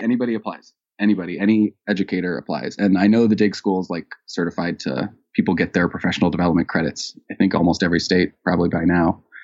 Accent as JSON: {"language": "English", "country": "United States", "tie": "born or raised there", "said": "I'm an American, U S A, born"}